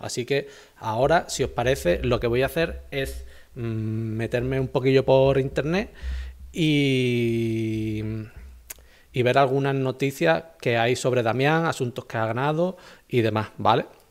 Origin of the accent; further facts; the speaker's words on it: Ronda, Andalusia, Spain; yo soy de Ronda